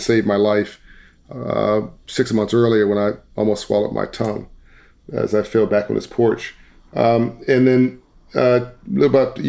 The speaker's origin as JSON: {"language": "English", "town": "Compton", "region": "California", "country": "United States", "tie": "born or raised there", "said": "Compton, California, South Central Los Angeles."}